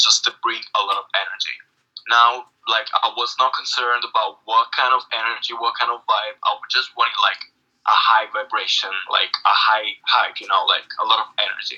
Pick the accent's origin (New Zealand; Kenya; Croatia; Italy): Italy; Naples, Campania; moved away as an adult; now in London, United Kingdom; I was born there and I grew up there with my family until I was 18 years old